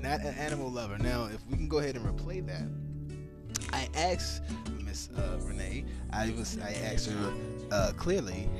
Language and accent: English; Washington, District of Columbia, United States; moved away; I'm imported. I'm from Washington, D.C., the DMV, the home of Mambo Sauce and Go-Go.